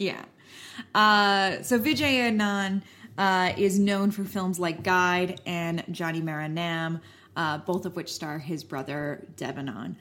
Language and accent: English; Canada; as a Canadian